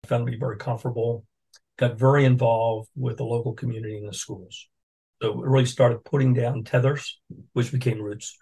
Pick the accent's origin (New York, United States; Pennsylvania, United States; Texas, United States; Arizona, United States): Pennsylvania, United States; Philadelphia; moved away as an adult; also born or lived in Washington / Newport; now in Jacksonville, United States; I'm from Philadelphia